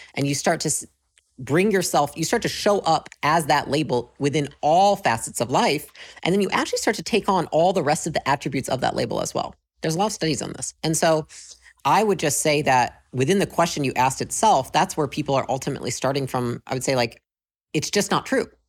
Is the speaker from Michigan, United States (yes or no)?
yes; Michigan, United States; moved away as an adult; I grew up in Michigan, uh, moved to California when I was about twenty